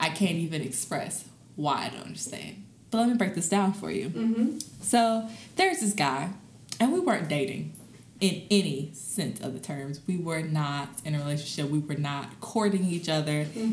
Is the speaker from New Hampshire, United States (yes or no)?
no; Mississippi, United States; moved away as an adult; now in New Orleans, United States; I grew up in Mississippi